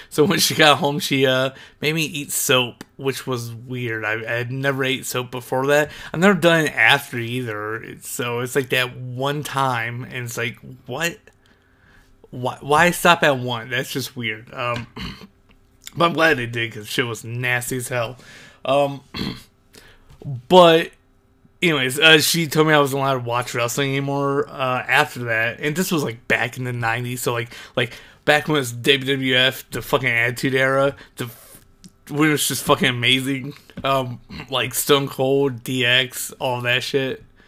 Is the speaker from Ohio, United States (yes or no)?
yes; Ohio, United States; moved away; go back to Ohio, I should say, 'cause I'm from Ohio